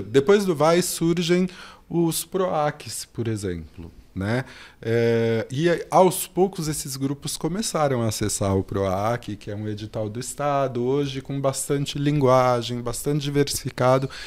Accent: São Paulo, Brazil; eu nasci aqui na Zona Sul também, mais precisamente no Jardim São Luís, que tem o bairro Monte Azul, na favela Monte Azul. Eu cresço nessa comunidade

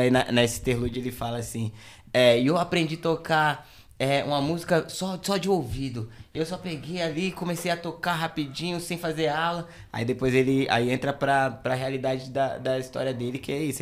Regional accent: São Paulo, Brazil; also born or lived in Jardim Ângela / Grajaú; eu nasci no, aqui na Zona Sul mesmo, lá no extremo da Zona Sul, lá na, no final da Emboimirim, que é no Jardim Vera Cruz. Foi lá que eu cresci

